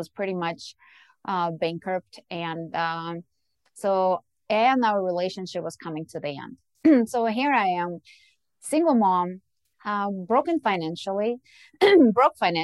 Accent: Ukraine; moved away; I was born and raised in Ukraine

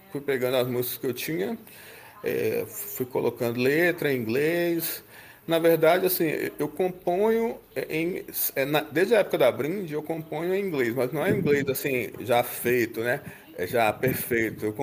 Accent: Belo Horizonte, Minas Gerais, Brazil; now in Divinópolis, Brazil; eu vim de Belo Horizonte para Divinópolis, aqui no interior, que fica 130 quilômetros de BH.

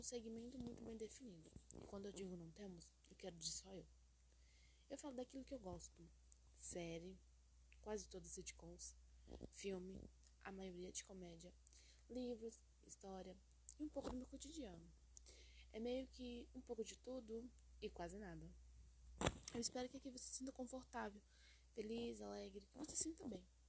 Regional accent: Brazil; A gente é brasileiro, né?

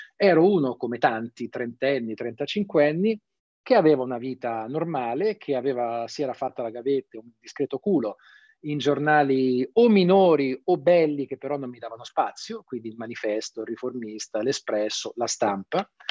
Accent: Tuscany, Italy; Io sono toscano

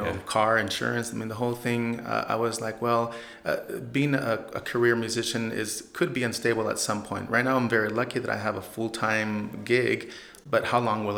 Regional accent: Oregon, United States; moved away as an adult; now in San Antonio, United States; Well, I'm originally from Oregon

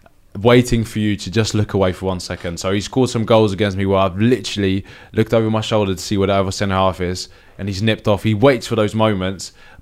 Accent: Nigeria; they just knew me as like being in Italy as a Nigerian defender.

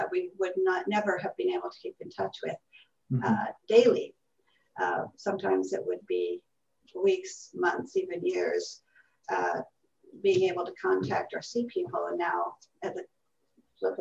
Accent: Canada; I born and raised in Canada

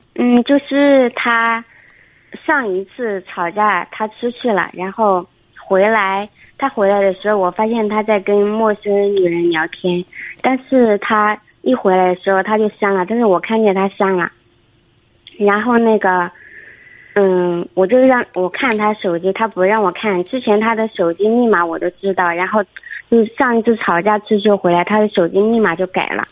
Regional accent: Guangxi, China; 二十七， 二十七。您是哪儿的？ 呃，广西的

